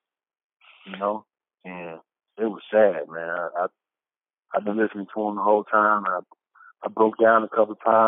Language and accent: English; the South, United States; I'm from the South